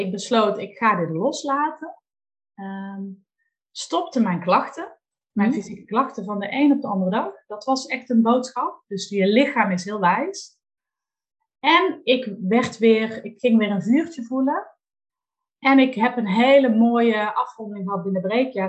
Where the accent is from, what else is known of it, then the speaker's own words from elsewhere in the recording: North Limburg, Netherlands; now in Valkenswaard, Netherlands; Ik ben geboren in Noord-Limburg